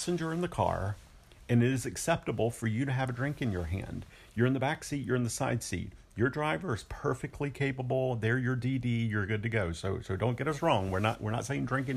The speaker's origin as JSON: {"language": "English", "region": "the South", "country": "United States", "tie": "born or raised there", "said": "I was brought up in the South."}